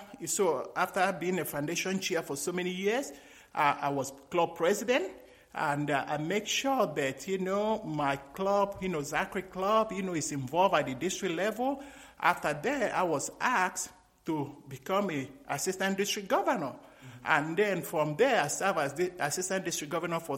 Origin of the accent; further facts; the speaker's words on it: Nigeria; moved away as an adult; also born or lived in Greece; now in United States; when I was growing up in Nigeria